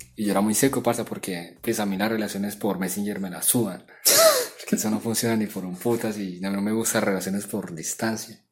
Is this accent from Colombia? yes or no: yes; Apartadó, Antioquia, Colombia; accent: half paisa; also born or lived in Bucaramanga; yo vengo de apartado, pero nací en Bucaramanga. Eh, tengo medio acento paisa por, la, por el municipio de apartado